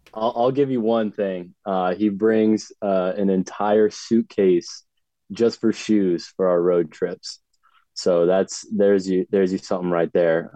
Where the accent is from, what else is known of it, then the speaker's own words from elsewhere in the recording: Northern Virginia, United States; moved away as an adult; now in Bowling Green, Kentucky, United States; growing up in Northern Virginia